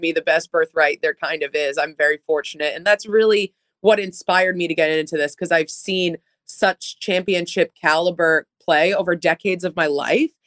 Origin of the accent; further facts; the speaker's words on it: Metro Boston, Massachusetts, United States; also born or lived in New Jersey; I was raised in Metro Boston on the Marathon Line